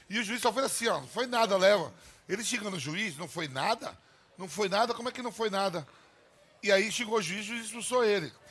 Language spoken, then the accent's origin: Portuguese; Nazaré das Farinhas, Bahia, Brazil